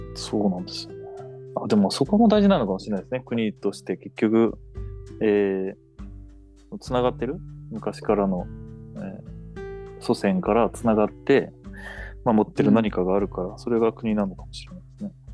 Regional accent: Japan; 日本に生まれた

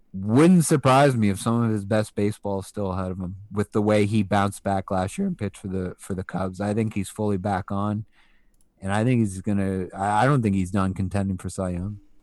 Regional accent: England, United Kingdom; also born or lived in Atlantic Canada; now in Canada; a British national who was born in England who, and who still has half my family over there and who used to aspire to live over there long term

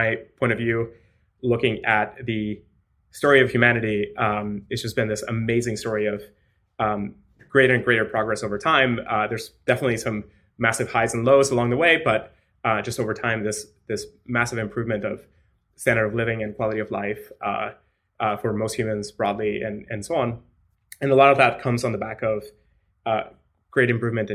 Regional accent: Mexico; moved away; also born or lived in Latin America / United States; I was born in Mexico, and so I grew up in Latin America

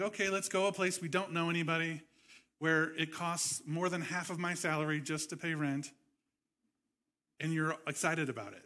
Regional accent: Nebraska, United States; moved away as an adult; also born or lived in California; moved to where I grew up in Nebraska. I moved to California.

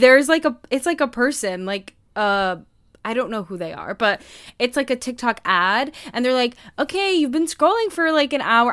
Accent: United States; as an American

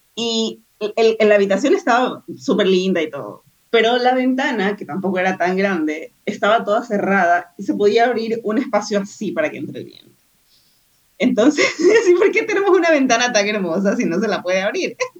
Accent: Ecuador; moved away; soy de Ecuador

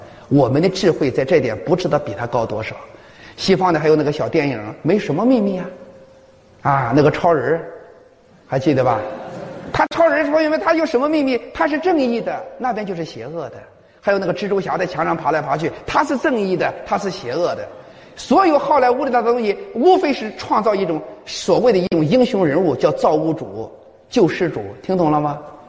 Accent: China; 我们中国人起来咋了？我们中国人低人一等吗？

